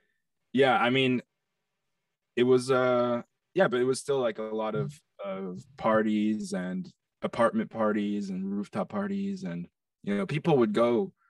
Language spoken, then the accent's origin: English; New York, United States; I grew up on the Upper East Side in New York.